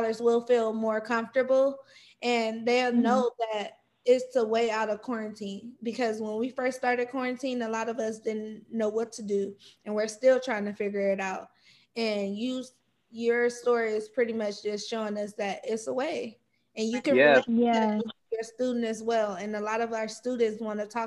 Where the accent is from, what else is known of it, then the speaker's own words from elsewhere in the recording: Los Angeles, California, United States; moved away as an adult; now in Bakersfield, United States; I'm from South Central